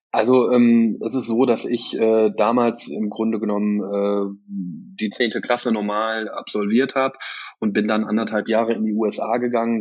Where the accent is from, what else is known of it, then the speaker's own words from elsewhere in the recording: Geldern, North Rhine-Westphalia, Germany; ich komme aus Röhrt, also Geldern